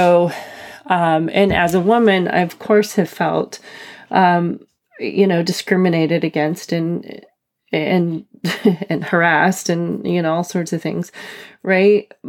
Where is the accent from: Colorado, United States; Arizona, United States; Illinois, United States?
Arizona, United States; the reservation that I was born in Arizona on the Navajo Reservation.